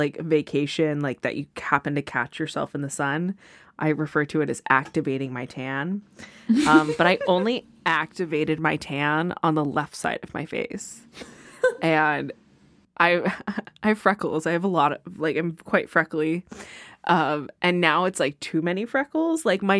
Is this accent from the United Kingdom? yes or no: no; Texas, United States; born there; now in California, United States; and then moved to Southern California.